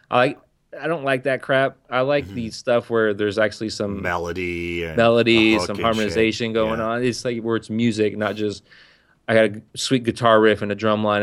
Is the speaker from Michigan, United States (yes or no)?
no; San Diego, California, United States; a, a, white kid from the outskirts of San Diego.